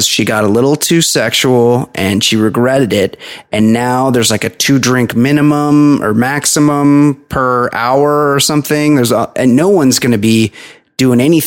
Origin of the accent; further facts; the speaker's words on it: Southern California, United States; where I grew up in Southern California